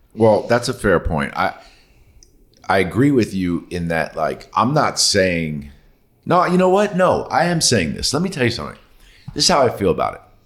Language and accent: English; New York City, New York, United States; like I did